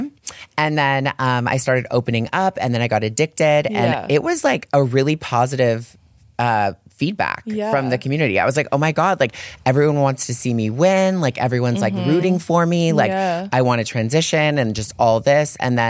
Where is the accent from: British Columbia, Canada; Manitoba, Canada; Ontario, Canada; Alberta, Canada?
Ontario, Canada; Toronto; I grew up in Toronto